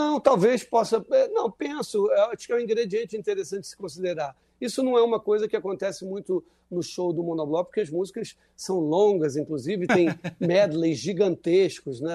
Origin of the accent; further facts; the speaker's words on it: Rio de Janeiro, Brazil; o Morro do Salgueiro é muito perto da Tijuca, onde eu nasci. Eu tinha relações com, de, de infância, amigos de infância e amigos de escola